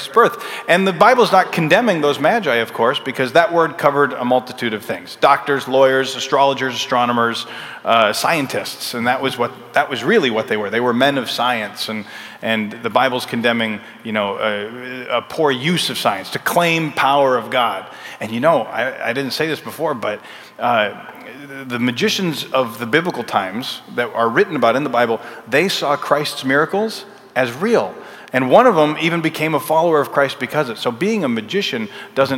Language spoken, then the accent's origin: English; Minnesota, United States; We would travel with our church, which I grew up in Minnesota